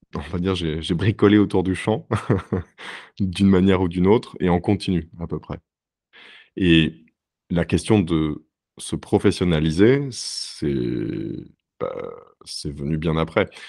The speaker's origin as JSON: {"language": "French", "country": "France", "moved": "as an adult", "lives_now": "Berlin, Germany", "said": "Mon parcours en France, au moment où j'ai quitté la France et j'ai déménagé, c'était un parcours euh, très académique"}